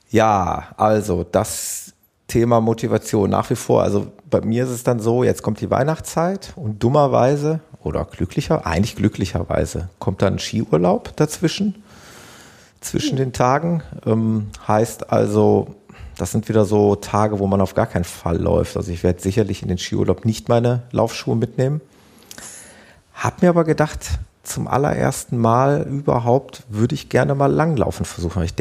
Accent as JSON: {"language": "German", "country": "Netherlands", "said": "Das ist ein Klassiker bei uns in Hol Holland"}